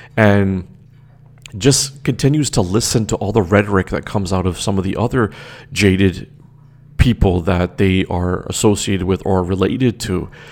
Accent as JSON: {"language": "English", "town": "Toronto", "region": "Ontario", "country": "Canada", "tie": "born or raised there", "also_born_or_lived": "Trinidad", "said": "I was born and raised in Toronto"}